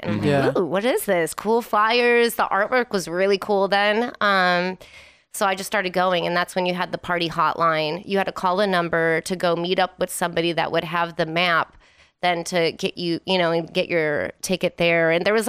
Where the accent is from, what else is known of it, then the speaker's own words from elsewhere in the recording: Wisconsin, United States; now in Las Vegas, United States; Yeah, I'm originally from Wisconsin.